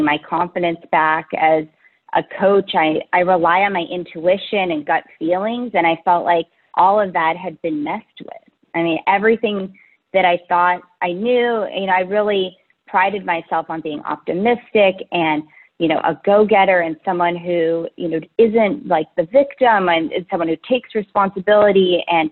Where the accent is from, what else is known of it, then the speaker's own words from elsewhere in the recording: Menlo Park, California, United States; I'm from Menlo Park, California. It's a little bit south of San Francisco in the Bay Area